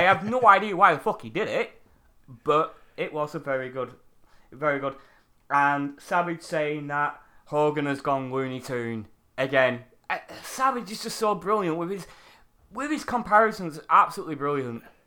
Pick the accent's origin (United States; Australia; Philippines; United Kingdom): United Kingdom; I'm a Brit